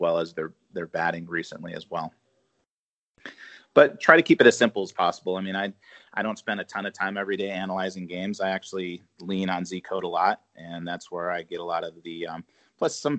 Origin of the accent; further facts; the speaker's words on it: Minnesota, United States; moved away; I grew up in Minnesota, so I like the Vikings.